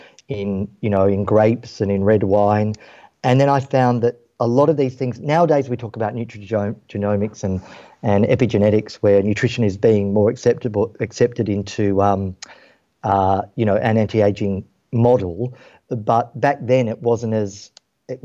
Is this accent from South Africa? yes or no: no; Western Australia, Australia; Growing up in Australia, and Western Australia in particular